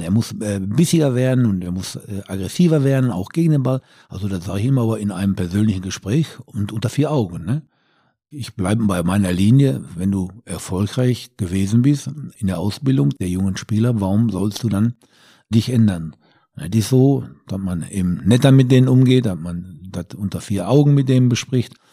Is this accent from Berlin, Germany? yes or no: no; Ruhr area, North Rhine-Westphalia, Germany; wir kommen ja beide aus dem Ruhrgebiet